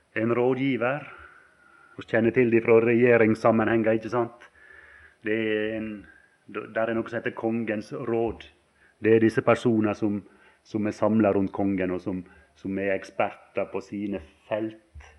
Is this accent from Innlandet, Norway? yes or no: yes; Valdres, Innlandet, Norway; det var folk hjemme på Valdres